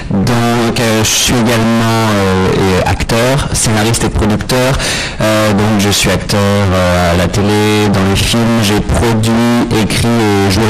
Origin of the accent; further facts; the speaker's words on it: France; moved away as an adult; now in Toronto, Canada; quand je suis arrivé en 2013 de France, ma première, mes premiers amis, ma première euh, communauté, j'ai trouvé par la culture